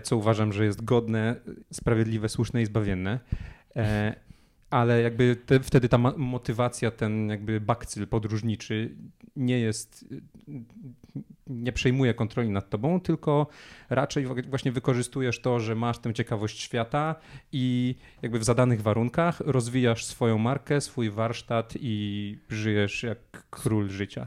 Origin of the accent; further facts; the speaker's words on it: Poland; mówimy tym samym językiem, urodziliśmy się w tym samym kraju